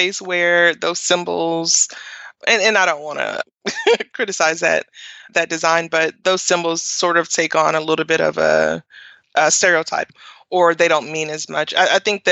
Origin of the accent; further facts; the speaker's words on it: Nashville, Tennessee, United States; I grew up in Nashville and I went to Tennessee State University for undergrad. So that's home, and Nashville is home